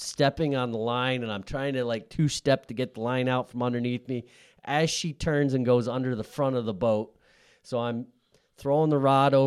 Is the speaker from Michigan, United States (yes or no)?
no; Scranton, Pennsylvania, United States; moved away as an adult; also born or lived in Syracuse, New York; now in western Pennsylvania, United States; I'm originally from the Scranton area over in the eastern half